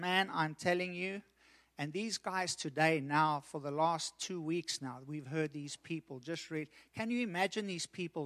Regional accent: South Africa; I've lived in South Africa. I grew up in South Africa.

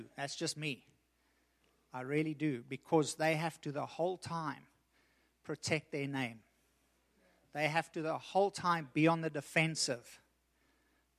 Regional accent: South Africa; I've lived in South Africa. I grew up in South Africa.

